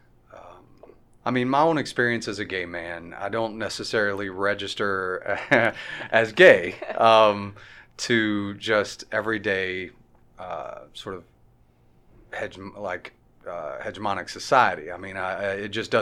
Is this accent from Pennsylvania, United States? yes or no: no; Sulphur, Louisiana, United States; also born or lived in New York / New Jersey; now in Fayetteville, United States; I'm from Sulphur, Louisiana, and spent 20 years out in New York and New Jersey on the East Coast